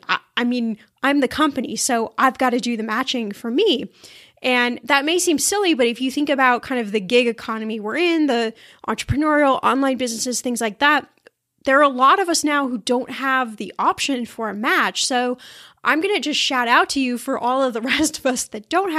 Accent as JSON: {"language": "English", "region": "Midwest", "country": "United States", "tie": "born there", "said": "I don't know if I would call it an accent, but I was born in the Midwest, so maybe you hear a little bit of that. But I've lived in California for so many years"}